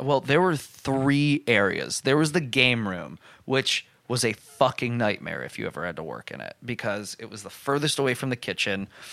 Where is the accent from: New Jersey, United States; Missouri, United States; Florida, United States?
New Jersey, United States; I worked at the Applebee's in my hometown